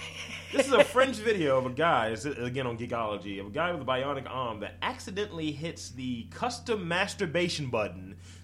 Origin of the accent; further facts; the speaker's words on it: United States; we're American